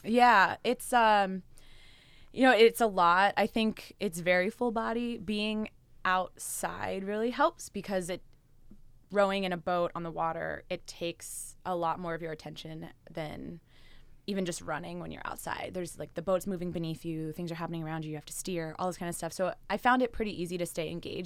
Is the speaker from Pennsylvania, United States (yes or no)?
yes; West Chester, Pennsylvania, United States; moved away as an adult; also born or lived in New Jersey / San Francisco; I grew up uh, outside Philadelphia in Westchester, Pennsylvania.